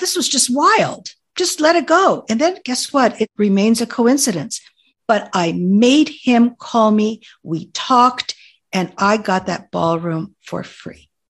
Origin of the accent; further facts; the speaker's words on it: Oregon, United States; And then, oh, and how I was from Oregon. My driver's license was from Oregon